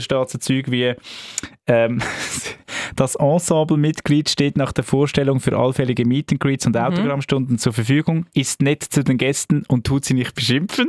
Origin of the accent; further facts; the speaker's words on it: Zug, Switzerland; Radio Sunshine, das ist äh, der Zentralschweizer Sender, wo ich aufgewachsen bin, in Zug